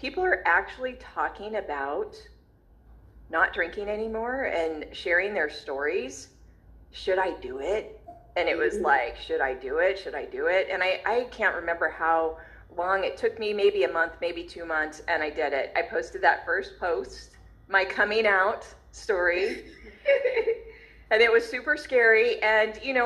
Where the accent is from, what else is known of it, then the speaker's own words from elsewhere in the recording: Long Beach, California, United States; I was born in Long Beach, California